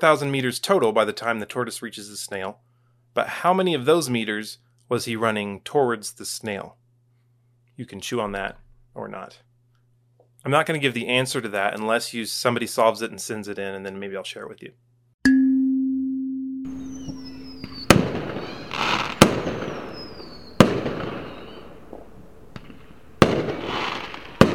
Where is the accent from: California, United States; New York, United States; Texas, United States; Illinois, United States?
Texas, United States; As a Texan